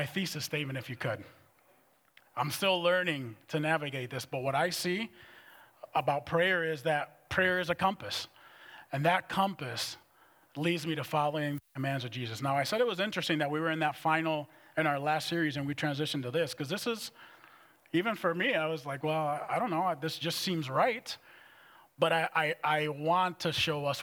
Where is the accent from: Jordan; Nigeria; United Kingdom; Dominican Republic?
Dominican Republic; moved away as an adult; also born or lived in Minneapolis; I was raised in the Dominican Republic.